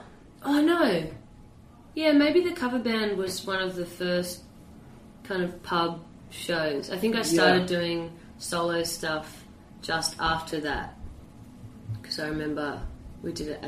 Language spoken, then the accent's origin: English; Sydney, New South Wales, Australia; growing up in Sydney, well, anywhere I guess in Australia